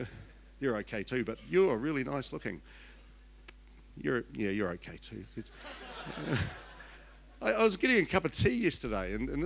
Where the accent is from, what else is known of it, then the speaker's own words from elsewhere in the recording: Invercargill, Southland, New Zealand; Born and bred in Invercargill, had elocution lessons so I could leave, and otherwise you wouldn't understand me at all.